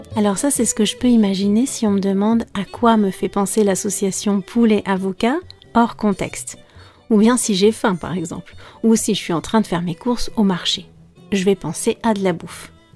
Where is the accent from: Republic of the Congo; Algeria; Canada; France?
France; je suis française